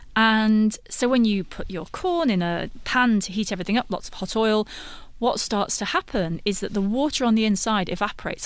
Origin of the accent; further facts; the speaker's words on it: United Kingdom; I'm British